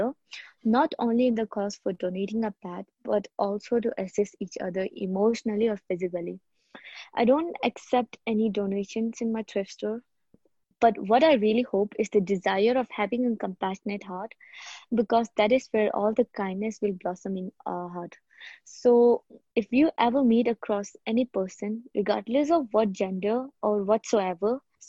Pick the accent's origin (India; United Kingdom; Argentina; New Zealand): India; Himachal Pradesh; moved away as an adult; also born or lived in Bangalore; I'm in my hometown, Himachal, right now